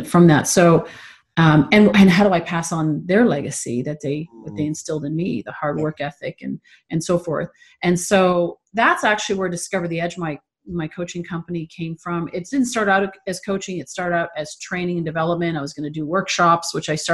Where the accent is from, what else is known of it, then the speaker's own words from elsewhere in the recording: Toronto, Ontario, Canada; also born or lived in California; now in San Diego, United States; I'm from Toronto. And I live in San Diego now.